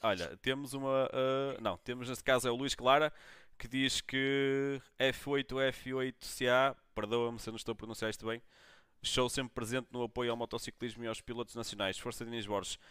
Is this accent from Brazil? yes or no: no; Braga, Norte, Portugal; eu sou, sou, sou, de Braga